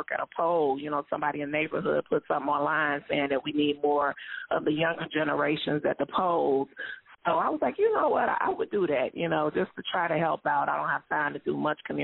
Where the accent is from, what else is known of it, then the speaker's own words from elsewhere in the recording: Chicago, Illinois, United States; moved away as an adult; now in Texas, United States; I'm from Chicago